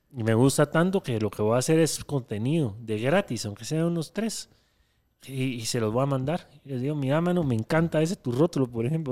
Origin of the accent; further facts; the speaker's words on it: Guatemala; soy de Guatemala